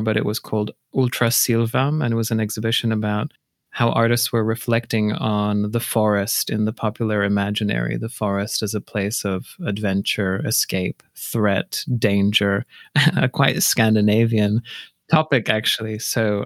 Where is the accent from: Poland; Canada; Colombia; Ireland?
Poland; also born or lived in Australia / United Kingdom; now in Minneapolis, United States; I grew up in Poland